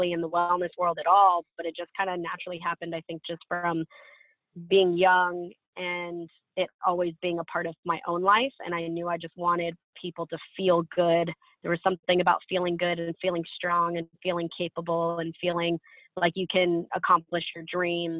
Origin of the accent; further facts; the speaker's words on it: Seattle, Washington, United States; moved away as an adult; also born or lived in California; I'm from Seattle, moved to California